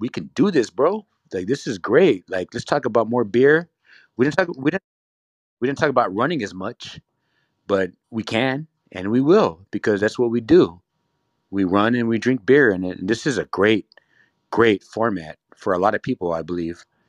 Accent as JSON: {"language": "English", "region": "California", "country": "United States", "also_born_or_lived": "Ontario, California", "said": "I'm from California"}